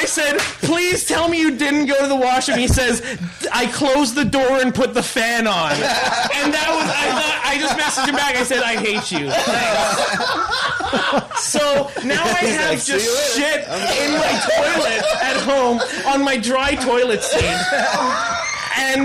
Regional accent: Ontario, Canada; moved away; I'm from Ontario, and I just recently went back. I drove back to Toronto

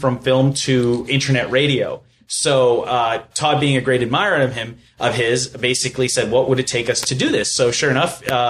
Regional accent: Fort McMurray, Alberta, Canada; also born or lived in El Salvador; I was raised here in Fort McMurray. My parents immigrated here in 86. I was 3 years old.

